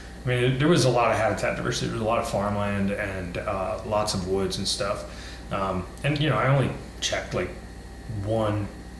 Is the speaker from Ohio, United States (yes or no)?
no; Florida, United States; We're from Florida.